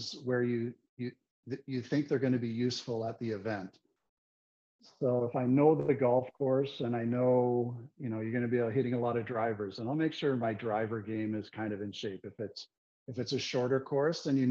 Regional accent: Richmond Hill, Ontario, Canada; I grew up in Richmond Hill, which is 20 minutes north of Toronto

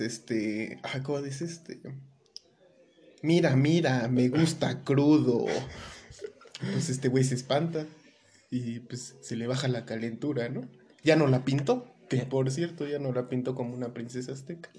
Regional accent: Mexico; como mexicanos

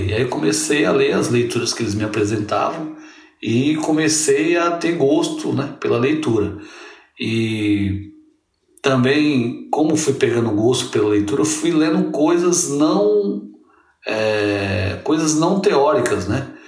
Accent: São Vicente, São Paulo, Brazil; sou de São Vicente, como a camarada Elis falou, né?

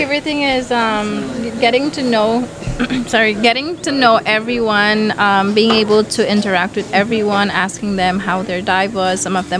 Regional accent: Caye Caulker, Belize District, Belize; I am not originally from Caye Caulker. I am originally from the southern part of Belize. But since I was months old, my mom and my dad literally brought me here, raised me up. I went to primary school here, preschool.

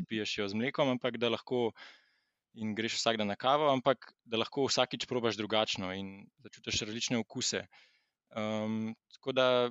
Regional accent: Slovenia

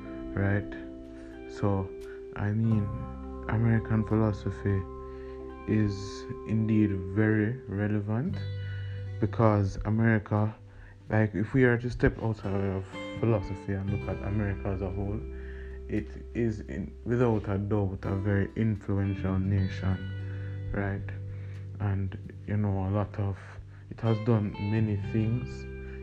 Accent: Jamaica; growing up in Jamaica

